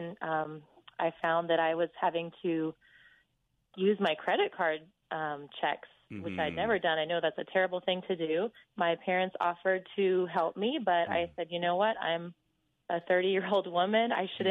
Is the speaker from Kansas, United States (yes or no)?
yes; Kansas, United States; I was brought up in the Midwest, and I feel like that's how a lot of Midwesterners are. I was brought up in Kansas